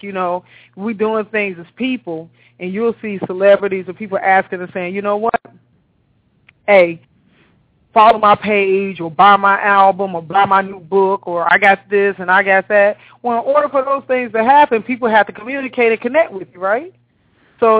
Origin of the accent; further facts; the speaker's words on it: Chicago, Illinois, United States; also born or lived in Savannah, Georgia / Florida; now in Atlanta, United States; I'm born and raised in Chicago, but I left Chicago in 93, and I've been south ever since